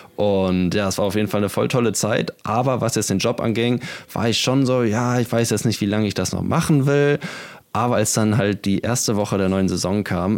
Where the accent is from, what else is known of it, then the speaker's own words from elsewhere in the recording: Kiel, Schleswig-Holstein, Germany; moved away; Ich komme aus Kiel ursprünglich und ja, geboren und aufgewachsen an der schönen Ostseeküste Deutschlands.